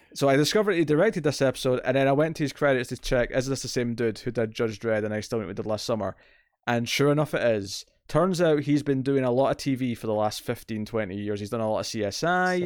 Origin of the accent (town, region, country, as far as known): Scotland, United Kingdom; accent: Scottish